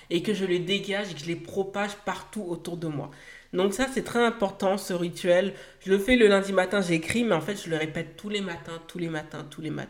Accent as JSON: {"language": "French", "country": "Haiti", "said": "que cela aura un impact aussi pour mon pays d'origine qui est Haïti, que je sais que je vais pouvoir œuvrer à, aider les personnes sur place"}